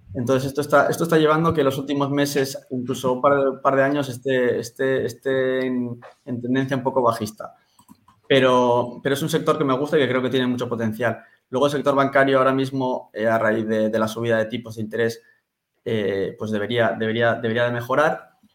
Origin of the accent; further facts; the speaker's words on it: San Sebastián, Basque Country, Spain; yo soy un chico de San Sebastián que tiene 27 años